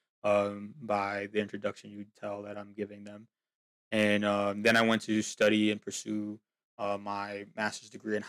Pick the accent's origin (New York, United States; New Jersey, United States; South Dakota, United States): New Jersey, United States; Union City; moved away as an adult; now in Pennsylvania, United States; born and raised in Union City, New Jersey.